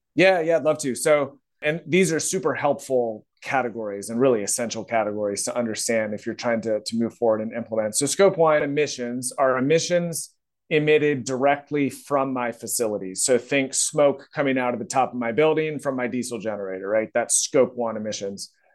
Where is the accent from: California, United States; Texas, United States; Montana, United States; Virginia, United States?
Virginia, United States; I'm from Virginia, got my degree from Virginia Tech, uh, so that's kinda part of the country I'm from